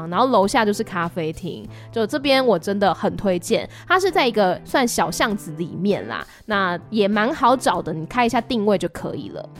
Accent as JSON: {"language": "Chinese", "country": "Taiwan", "said": "我来自台湾，然后很喜欢泰国，这次是第二次来青睐"}